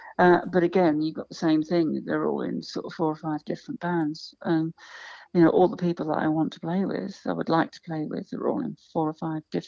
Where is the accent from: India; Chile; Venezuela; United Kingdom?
United Kingdom; London; Oh, look, I've because of where I come from, I grew up in London. And when I grew up in London, which was the 60s, I've seen so many, many, many live acts.